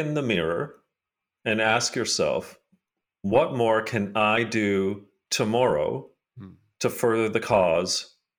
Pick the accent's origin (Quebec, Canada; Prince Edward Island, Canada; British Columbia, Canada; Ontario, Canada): Ontario, Canada; Hamilton; I mean, I grew up in Hamilton, Ontario